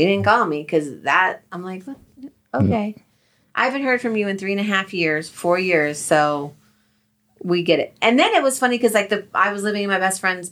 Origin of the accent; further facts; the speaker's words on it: New Jersey, United States; moved away; also born or lived in Colorado; we're from Jersey